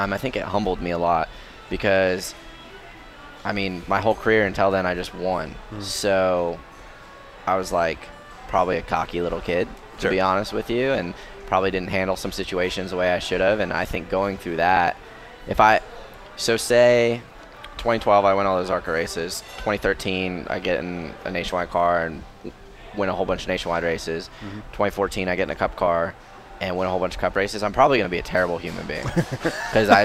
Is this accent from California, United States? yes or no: no; Tucson, Arizona, United States; I'm from Tucson